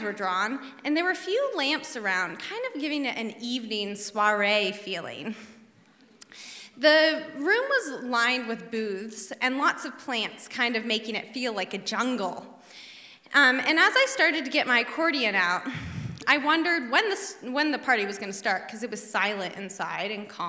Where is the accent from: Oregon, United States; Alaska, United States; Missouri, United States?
Alaska, United States; Bird Creek; I was raised in Bird Creek in a cabin off the grid in the woods